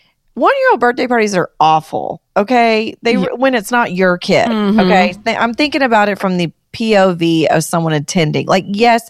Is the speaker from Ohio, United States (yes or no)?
no; Atlanta, Georgia, United States; I'm from Atlanta